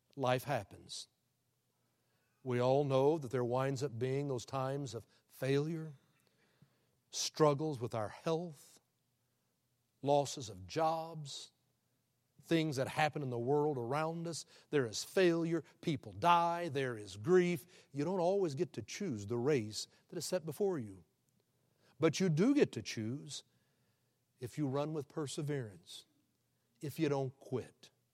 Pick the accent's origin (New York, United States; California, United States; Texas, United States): Texas, United States; Houston; he was from my hometown